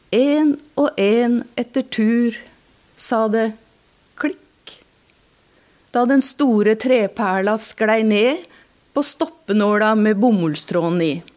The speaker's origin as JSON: {"language": "Norwegian", "town": "Alvdal", "region": "Innlandet", "country": "Norway", "tie": "born or raised there", "moved": "yes", "lives_now": "Asker, Norway", "said": "Jeg bor i Asker, men jeg har vokst opp i Alvdal."}